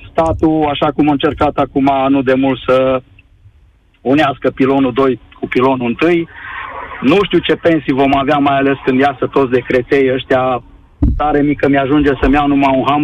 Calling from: Cluj-Napoca, Cluj County, Romania; sunt din Cluj, mă bucur să te aud, îmi place emisiunea ta, ascult de mult timp.

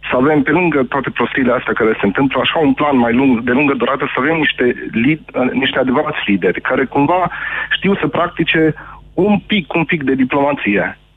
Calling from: Cluj-Napoca, Cluj County, Romania; sunt din Cluj și am fost un susținător al președintelui Iohannis.

